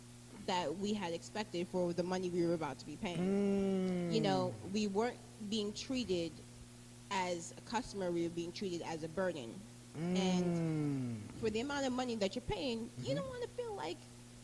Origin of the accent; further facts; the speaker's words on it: Providence, Rhode Island, United States; accent: Rhode Island; moved away as an adult; also born or lived in Erie, Pennsylvania; now in Plant City, United States; So, Erie, Pennsylvania, but I grew up in Providence, Rhode Island.